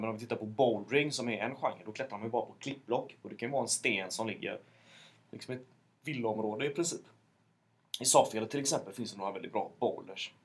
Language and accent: Swedish; Mölndal, Västra Götaland, Sweden; born or raised there